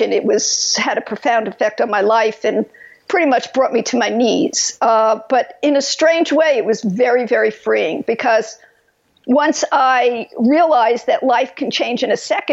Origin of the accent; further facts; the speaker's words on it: New York, United States; moved away as an adult; now in California, United States; I was brought up in New York, as you could tell from my accent